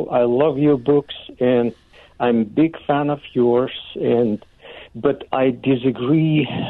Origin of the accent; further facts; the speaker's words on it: Uzbekistan; It's Uzbekistan.